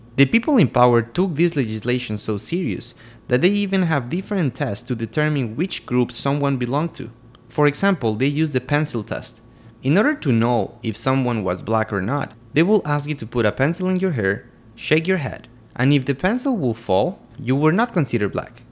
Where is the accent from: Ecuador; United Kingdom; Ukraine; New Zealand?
Ecuador; Quito, Pichincha; I'm from Quito, Ecuador